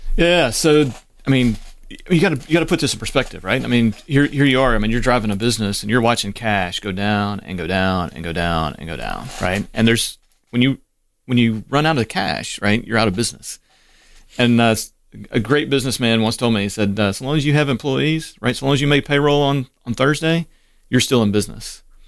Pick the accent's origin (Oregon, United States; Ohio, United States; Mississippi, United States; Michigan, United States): Mississippi, United States; Waynesboro; also born or lived in Cleveland, Mississippi / Memphis, Tennessee / Asheville, North Carolina / Laurel, Mississippi; Waynesboro is it where he ended up, and I spent most of my formative years.